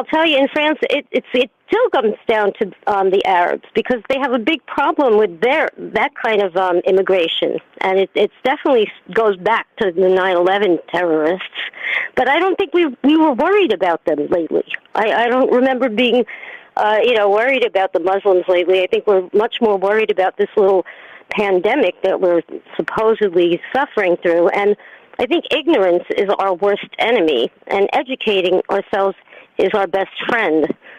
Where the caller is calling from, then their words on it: New York City, New York, United States; from New York City.